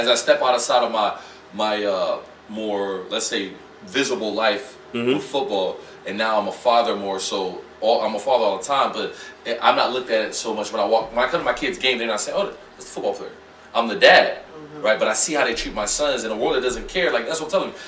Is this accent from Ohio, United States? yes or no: yes; Youngstown, Ohio, United States; moved away; I'm from Youngstown, Ohio